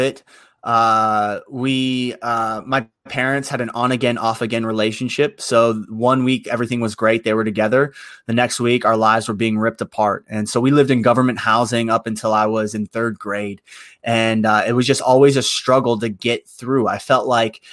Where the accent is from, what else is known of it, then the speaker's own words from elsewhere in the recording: Youngstown, Ohio, United States; I am from Youngstown, Ohio. It's a little south of Cleveland